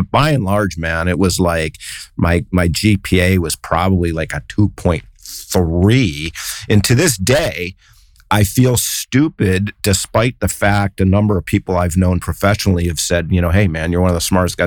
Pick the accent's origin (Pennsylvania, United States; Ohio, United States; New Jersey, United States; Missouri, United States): Ohio, United States; Cleveland; now in San Francisco Bay Area, United States; I'm from Cleveland